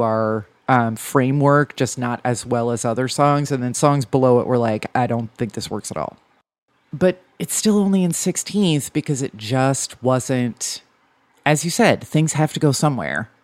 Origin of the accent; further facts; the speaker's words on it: New Jersey, United States; I'm from New Jersey